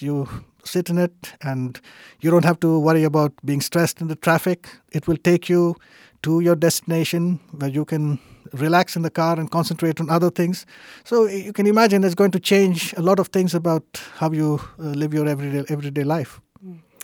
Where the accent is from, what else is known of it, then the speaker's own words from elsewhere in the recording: India; moved away as an adult; also born or lived in United States / Germany / Denmark; now in Sweden; I was born and raised in India